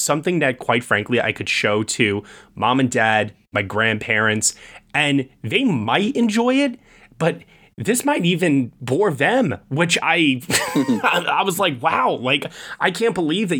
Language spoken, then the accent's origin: English; Long Island, New York, United States; I grew up on Long Island in the suburbs